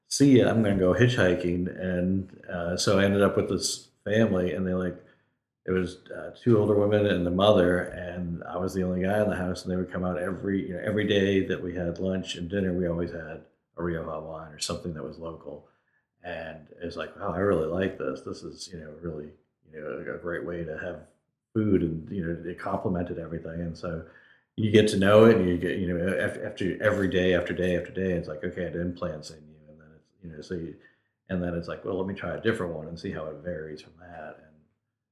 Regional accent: Massachusetts, United States; moved away as an adult; also born or lived in Kansas City; now in Winston-Salem, United States; I grew up in Massachusetts and then moved to Kansas City for a job

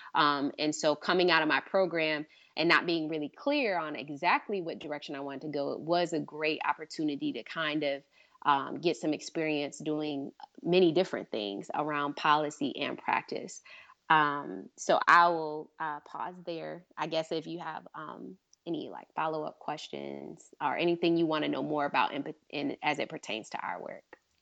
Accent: Michigan, United States; I'm from Michigan

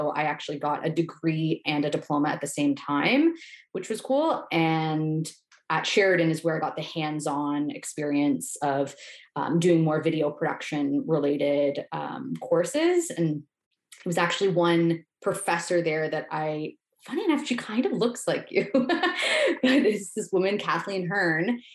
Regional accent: Toronto, Ontario, Canada; I grew up in the GTA. So I'm from Etobicoke, just outside of the downtown core

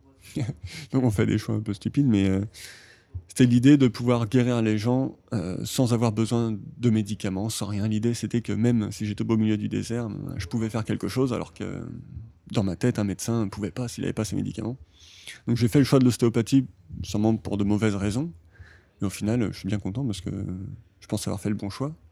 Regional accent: Saint-Nazaire, Pays de la Loire, France; moved away as an adult; also born or lived in Brittany; now in Japan; je viens du Saint-Nazaire, le sud de la Bretagne, et ça fait 8 ans que je suis au Japon

